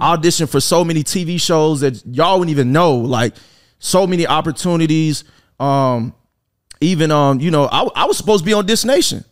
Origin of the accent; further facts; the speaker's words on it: Little Rock, Arkansas, United States; moved away; I'm a kid from Arkansas.